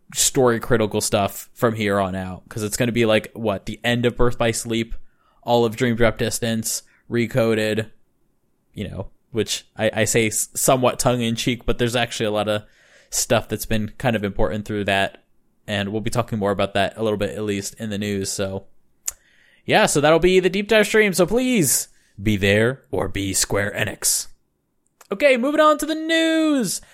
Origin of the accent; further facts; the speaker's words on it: United States; now in Japan; the standards of me being an American and what we have in America